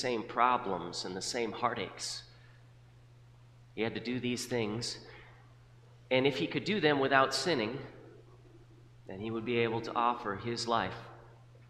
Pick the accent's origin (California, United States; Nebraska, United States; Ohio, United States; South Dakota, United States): South Dakota, United States; When I was growing up in South Dakota